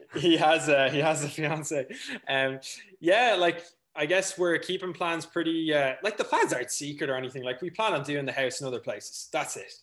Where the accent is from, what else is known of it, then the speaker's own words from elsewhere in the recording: North County Dublin, Leinster, Ireland; I'm from North County, Dublin, raised on a farm.